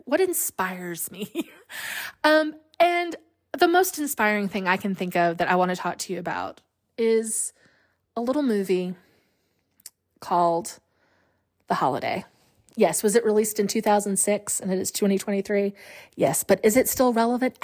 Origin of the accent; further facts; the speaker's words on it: Alabama, United States; we were raised in Alabama